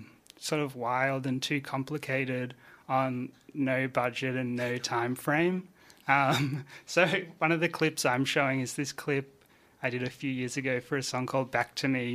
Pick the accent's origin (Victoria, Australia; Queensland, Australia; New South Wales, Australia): Victoria, Australia; Phillip Island; now in Melbourne, Australia; when I moved to Melbourne from Phillip Island, I was like finding out about all the great Melbourne music